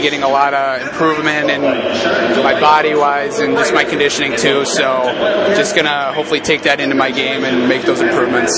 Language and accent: English; Muskego, Wisconsin, United States; moved away as an adult; I'm from Muskego, Wisconsin, which is about 20 minutes south of Milwaukee